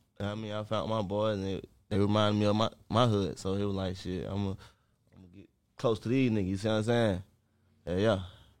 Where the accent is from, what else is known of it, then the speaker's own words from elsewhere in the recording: Inglewood, California, United States; I'm from Inglewood Boulevard. I moved to the east.